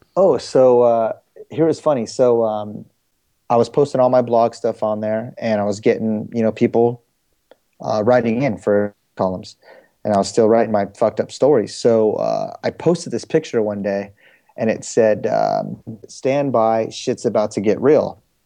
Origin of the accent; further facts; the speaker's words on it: Bay Area, California, United States; also born or lived in San Jose, California / Riverbank, California / San Diego, California / Fremont, California; I'm originally from the Bay Area